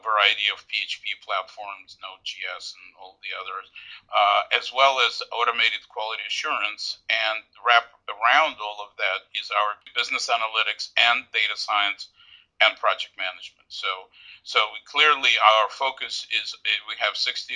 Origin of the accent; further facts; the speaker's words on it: Odesa, Odesa Oblast, Ukraine; now in United States; I was born in Odessa when it still was under Soviet Union. My parents and I immigrated to the United States in late 70s, early 80s. I was educated here in the United States